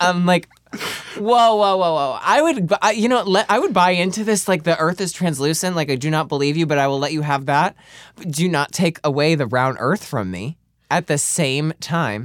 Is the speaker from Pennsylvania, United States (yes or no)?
yes; Clarks Summit, Pennsylvania, United States; Clark Summit, Pennsylvania